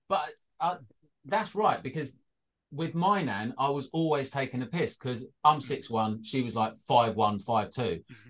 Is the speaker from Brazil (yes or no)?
no; Welsh, Wales, United Kingdom; we're Welsh